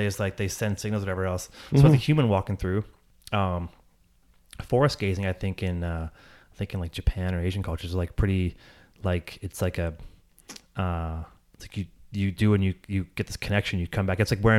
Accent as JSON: {"language": "English", "town": "Barrie", "region": "Ontario", "country": "Canada", "tie": "born or raised there", "said": "So I grew up in Barrie, just outside of Barrie."}